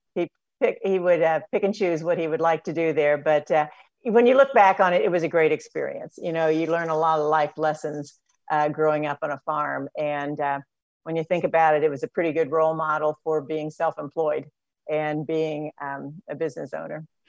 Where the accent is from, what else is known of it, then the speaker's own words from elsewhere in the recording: Batesville, Indiana, United States; grew up on a farm um, outside of Batesville